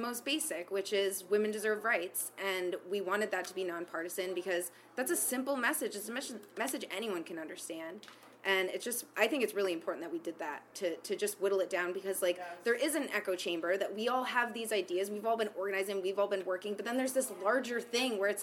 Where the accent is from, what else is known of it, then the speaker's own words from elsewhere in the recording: Raleigh, North Carolina, United States; I'm from Raleigh, North Carolina